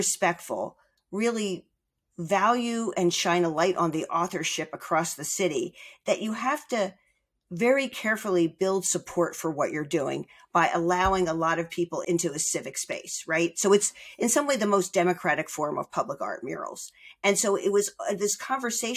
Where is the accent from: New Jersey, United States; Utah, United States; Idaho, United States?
New Jersey, United States; Margate; moved away as an adult; also born or lived in Philadelphia; I grew up in Margate, New Jersey